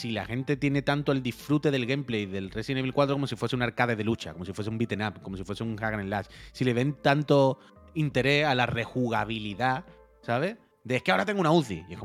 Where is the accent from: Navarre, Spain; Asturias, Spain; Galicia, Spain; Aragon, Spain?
Aragon, Spain; Teruel; Yo soy de Teruel y de Galpamir